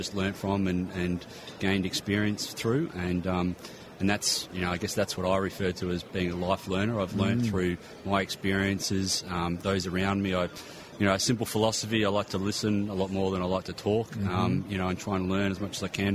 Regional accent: Sydney, New South Wales, Australia; I grew up in Sydney

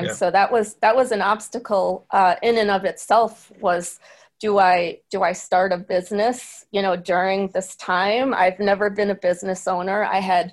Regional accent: Syracuse, New York, United States; I'm from an Irish American town like Syracuse

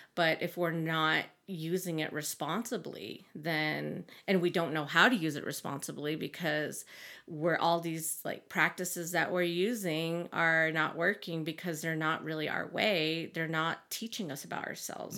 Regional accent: Big Mountain, Arizona, United States; moved away as an adult; now in Flagstaff, United States; I'm from Big Mountain, Arizona

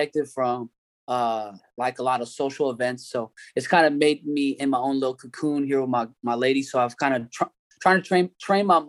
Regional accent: Redwood City, California, United States; I'm from Redwood City, California.

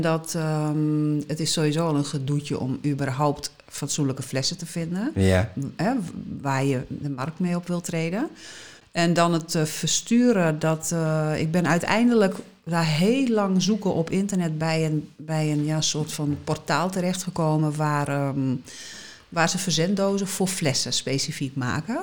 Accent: Netherlands; moved away as an adult; also born or lived in Southern Italy; toen ik terugkwam naar Nederland

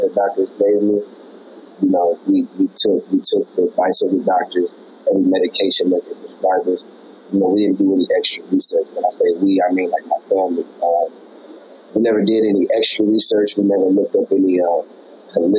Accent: Des Moines, Iowa, United States; moved away as an adult; now in Orlando, United States; I come from Des Moines, Iowa, born and raised in the Midwest

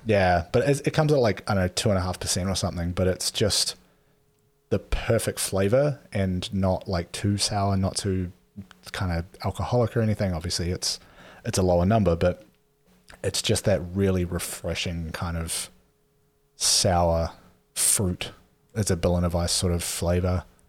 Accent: New Zealand; I'm from New Zealand

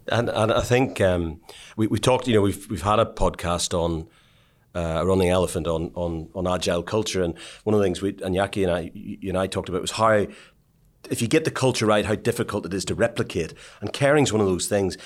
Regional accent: Ireland; the way I was brought up in Ireland

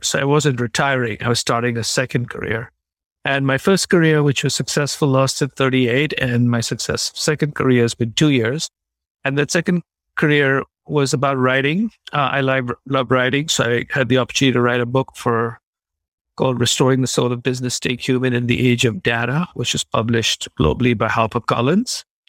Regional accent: India; moved away as an adult; also born or lived in Chicago; I grew up in India

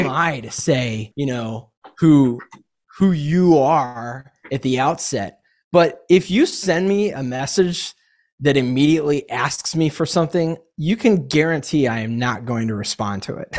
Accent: Atlanta, Georgia, United States; also born or lived in Boston / Knoxville / New Hampshire; I grew up here in Atlanta

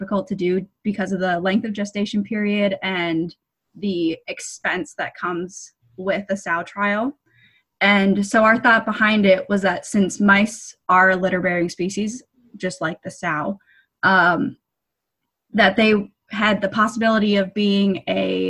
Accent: West Coast, United States; moved away as an adult; also born or lived in Iowa; now in Minnesota, United States; I'm actually originally from the West Coast, but I found myself in the Midwest for my undergraduate degree at Iowa State

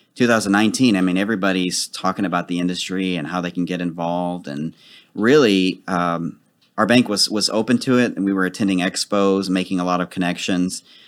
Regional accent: Dallas, Texas, United States; I've lived in Dallas all my life. I'm actually from Oak Cliff.

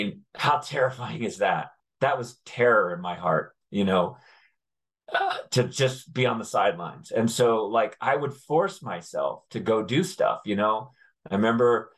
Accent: Connecticut, United States; I grew up in Connecticut

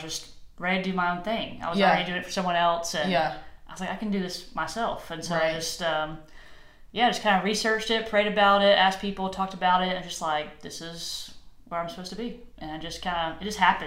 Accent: Cartersville, Georgia, United States; now in Knoxville, United States; I'm from Cartersville, Georgia, originally

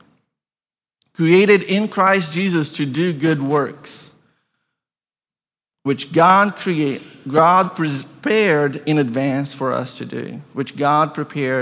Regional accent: Brazil; moved away; I grew up in Brazil.

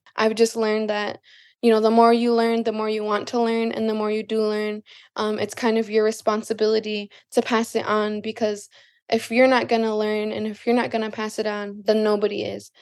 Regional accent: Lac du Flambeau, Wisconsin, United States; I'm Bear Clan from Lac-de-Flambeau, Wisconsin

